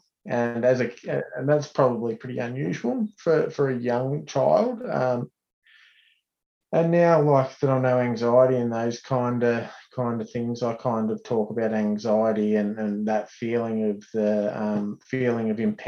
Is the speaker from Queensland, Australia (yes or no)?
no; Heyfield, Victoria, Australia; also born or lived in Traralgon, Victoria; I grew up in Hayfield, small timber town, obviously a lot of sawmills and a really proud sporting community.